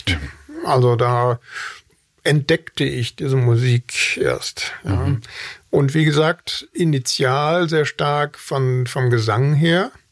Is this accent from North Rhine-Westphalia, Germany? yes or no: yes; Wanne-Eickel, North Rhine-Westphalia, Germany; born there; Ich bin mitten im Ruhrgebiet geboren, Wanne-Eickel. Also mehr Ruhrgebiet geht nicht.